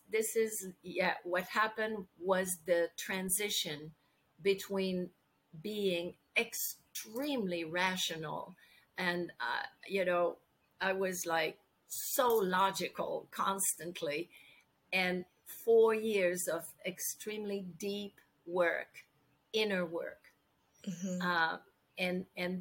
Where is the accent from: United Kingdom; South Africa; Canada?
Canada; English is a second language; I'm French Canadian, and I worked in English most of my life